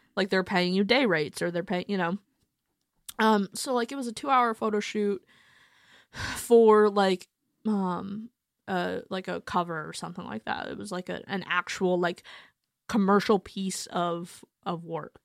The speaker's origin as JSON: {"language": "English", "town": "Mesa", "region": "Arizona", "country": "United States", "tie": "born or raised there", "also_born_or_lived": "Akron, Ohio", "moved": "yes", "said": "I'm from Akron, um, but I grew up in Mesa, Arizona"}